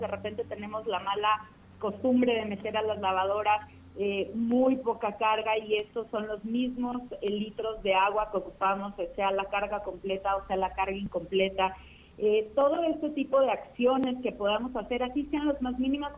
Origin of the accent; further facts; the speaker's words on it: Mexico; como ciudadanos, como mexicanos